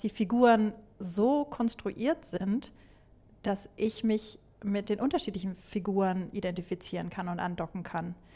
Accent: Germany; ich bin Deutsche

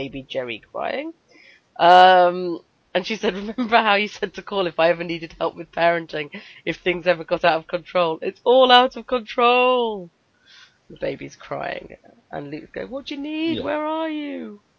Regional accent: United Kingdom; well, I'm

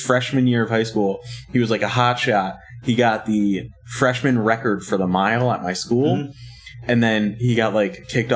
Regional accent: Virginia, United States; I'm from Virginia, but we touch Maryland

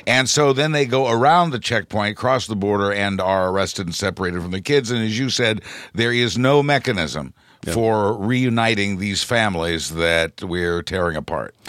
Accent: Midwest, United States; I'm from the Midwest

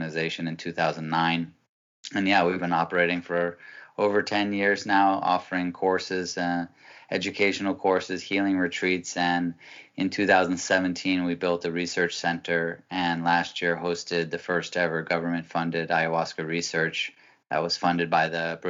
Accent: Massachusetts, United States; moved away as an adult; also born or lived in Peru; I am 46 years old, man. And I'm originally from Massachusetts

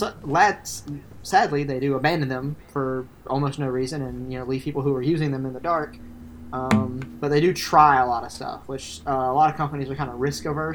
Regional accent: the South, United States; we're from the South

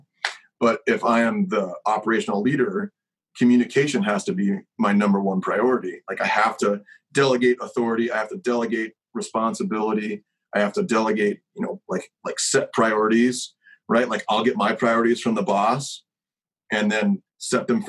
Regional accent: Kentucky, United States; I'm from Kentucky

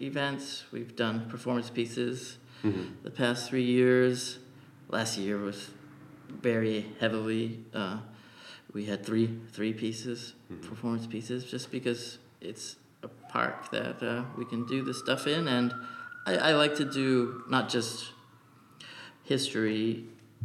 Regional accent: New Bedford, Massachusetts, United States; I grew up in the North End

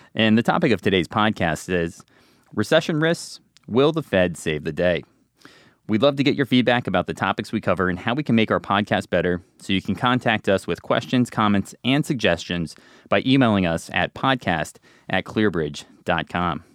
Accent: New Jersey, United States; I'm from New Jersey.

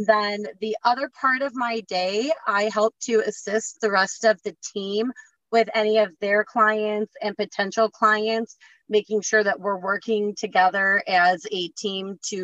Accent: Michigan, United States; I grew up in Michigan

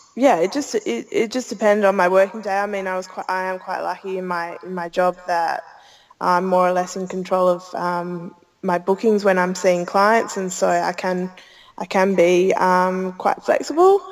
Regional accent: Australia; Growing up in Australia

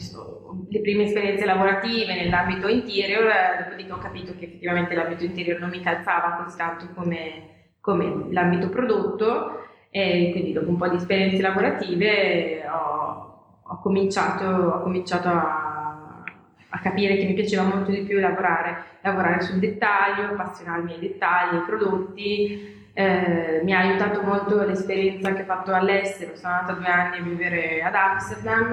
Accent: near Milan, Lombardy, Italy; io sono nata qua vicino a Milano, mm. quindi mm. tra i pochi autoctoni milanesi

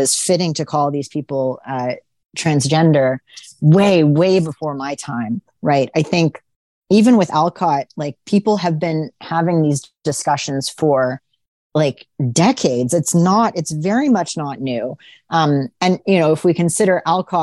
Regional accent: Vancouver, British Columbia, Canada; I remember being a really little kid. And growing up in Vancouver

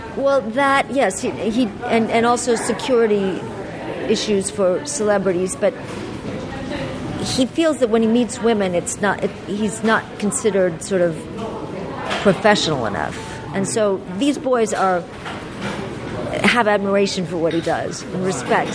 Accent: Los Angeles, California, United States; also born or lived in New York; I grew up in Los Angeles

